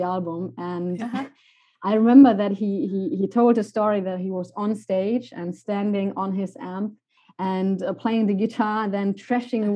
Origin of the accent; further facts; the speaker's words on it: Germany; now in Estonia; my hometown, which is quite interesting because it's not like the biggest the biggest city in Germany